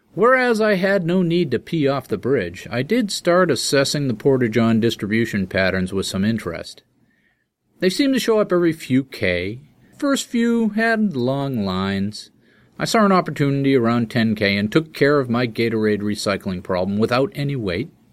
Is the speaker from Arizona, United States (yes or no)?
no; Boston, Massachusetts, United States; first language English